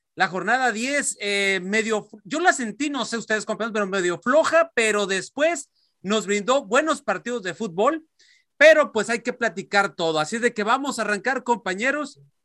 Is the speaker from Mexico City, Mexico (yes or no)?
no; Mexicali, Baja California, Mexico; mi ciudad natal, Mexicali